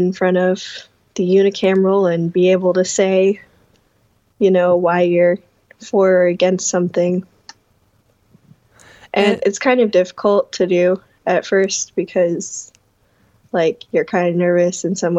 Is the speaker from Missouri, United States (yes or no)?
no; Omaha, Nebraska, United States; moved away as an adult; now in Wayne, United States; I am originally from Omaha, but I currently go to school in Wayne